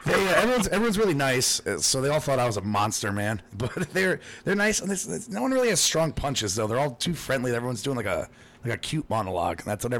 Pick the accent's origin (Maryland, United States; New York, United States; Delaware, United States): New York, United States; Long Island; born there; I was born on Long Island, so I got a thing for girls on Long Island.